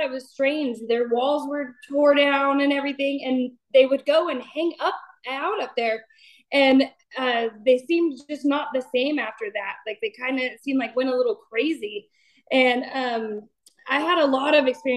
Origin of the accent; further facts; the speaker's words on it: Esparto, California, United States; also born or lived in Knights Landing, California; now in Citrus Heights, United States; I'm originally from Esparto, California, and I had moved to Nice Landing, California, and then I just moved to Citrus Heights